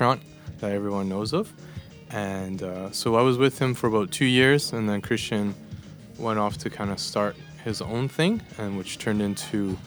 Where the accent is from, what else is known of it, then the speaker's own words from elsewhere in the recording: Edmonton, Alberta, Canada; moved away as an adult; now in Copenhagen, Denmark; so I was born and raised in Edmonton, Alberta, in Canada.